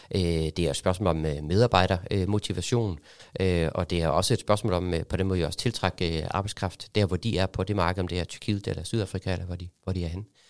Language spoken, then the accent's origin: Danish; Germany; now in Denmark; kommer jeg selv fra Tyskland